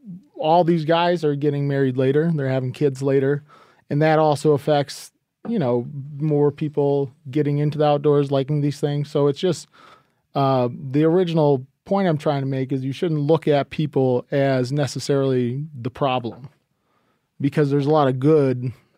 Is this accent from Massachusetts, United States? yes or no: no; New England, Maine, United States; I am from New England.